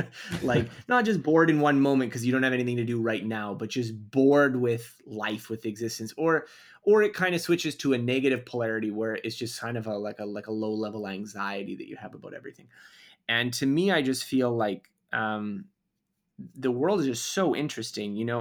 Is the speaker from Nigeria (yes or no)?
no; Canada; I'm Canadian, so we did do a little bit of French instruction in school